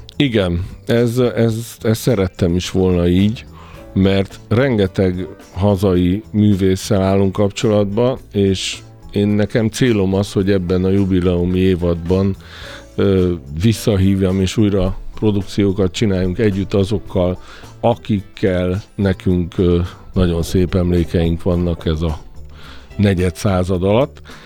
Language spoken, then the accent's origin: Hungarian; Sopron, Győr-Moson-Sopron, Hungary; Soproni vagyok, ott túl sok minden nem volt.